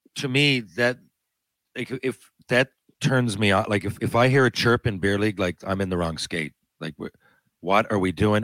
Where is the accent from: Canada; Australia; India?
Canada; I'm Canadian